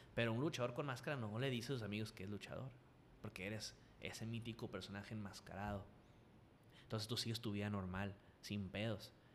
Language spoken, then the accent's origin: Spanish; Culiacán, Sinaloa, Mexico; accent: culichi